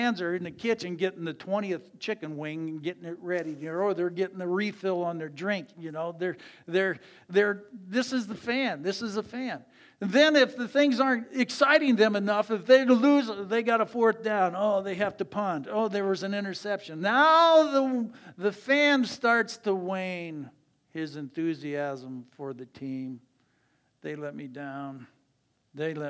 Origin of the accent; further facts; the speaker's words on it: Ann Arbor, Michigan, United States; I grew up in Ann Arbor